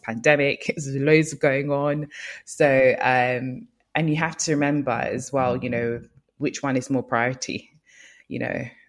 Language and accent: English; Nigeria; moved away; also born or lived in Lagos; I'm from Nigeria, so um, I worked in Lagos for five years